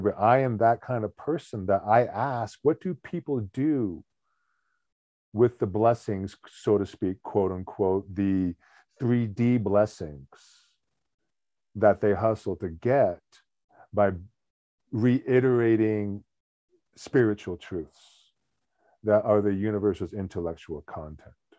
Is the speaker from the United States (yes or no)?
yes; United States; I'm an American